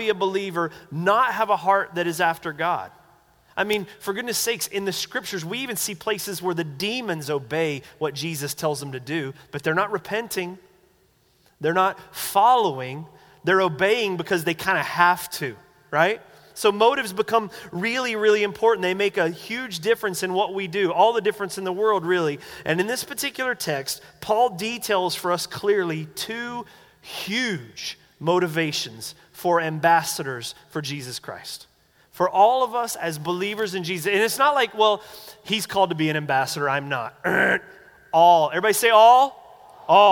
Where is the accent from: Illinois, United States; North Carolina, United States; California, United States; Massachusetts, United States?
North Carolina, United States; moved away; growing up in the Baptist church back in North Carolina